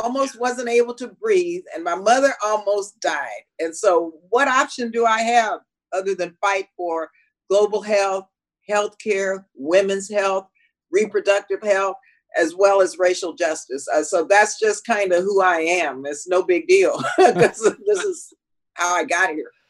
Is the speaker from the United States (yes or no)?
yes; El Paso, Texas, United States; I was born and raised in El Paso, Texas